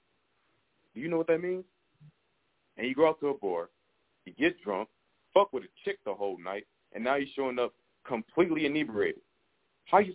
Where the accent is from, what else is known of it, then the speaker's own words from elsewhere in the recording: Ohio, United States; now in Atlanta, United States; I'm originally from Ohio, but I just moved to Atlanta